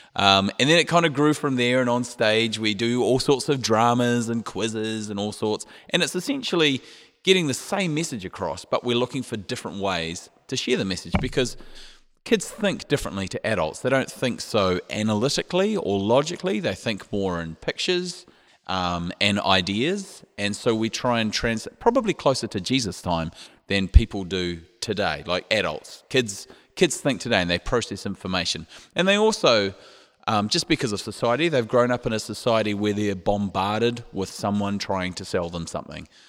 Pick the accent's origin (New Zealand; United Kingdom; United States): New Zealand; moved away; we're from New Zealand, which is down under